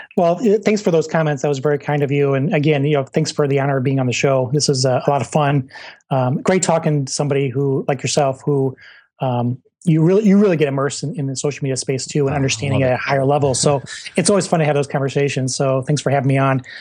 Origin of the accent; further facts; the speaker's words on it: Michigan, United States; moved away; also born or lived in Ohio; I'm from Michigan